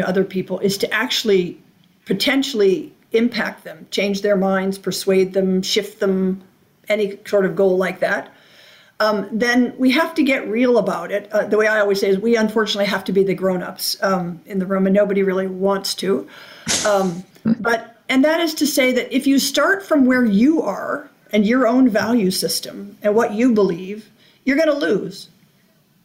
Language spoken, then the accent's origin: English; Alaska, United States; I'm born and raised in Alaska.